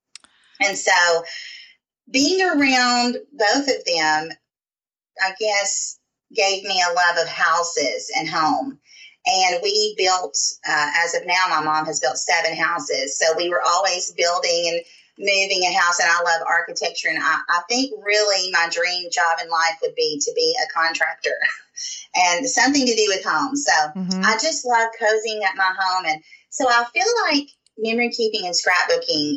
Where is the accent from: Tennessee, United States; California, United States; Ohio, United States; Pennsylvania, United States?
Tennessee, United States; Southern United States; accent: Southern; I'm about 20 minutes outside of Nashville, Tennessee.